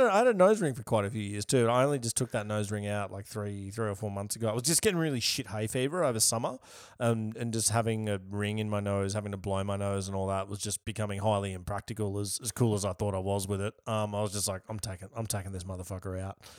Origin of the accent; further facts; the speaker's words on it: Yarra Valley, Victoria, Australia; also born or lived in Melbourne; I'm from the Yarra Valley